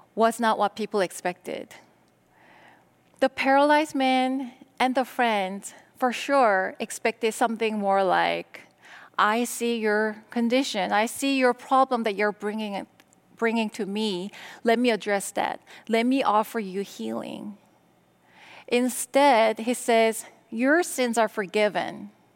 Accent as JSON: {"language": "English", "country": "South Korea", "tie": "born or raised there", "second_language": "English", "moved": "as an adult", "lives_now": "United States", "said": "I was born and raised in Korea. In my mid-twenties, I decided that I wanted to go to America"}